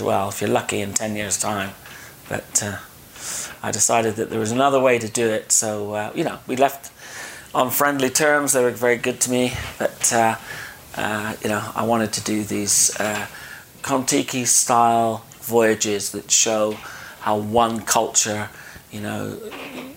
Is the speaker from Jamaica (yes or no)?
no; United Kingdom; also born or lived in Dorset; I'm from the United Kingdom.